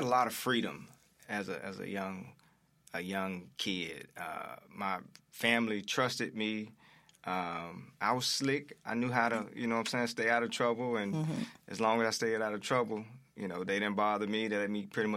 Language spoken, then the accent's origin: English; Memphis, Tennessee, United States; I'm from South Memphis